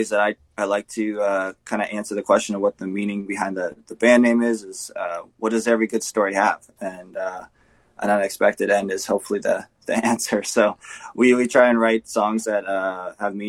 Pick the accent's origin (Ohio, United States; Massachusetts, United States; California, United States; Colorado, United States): California, United States; also born or lived in Canada; now in Manitoba, Canada; I grew up in California, actually, with my family. In 2010, we moved to Canada